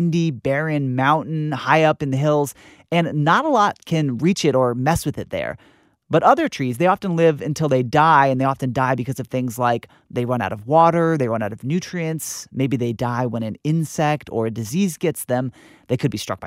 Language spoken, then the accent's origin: English; California, United States; my home state of California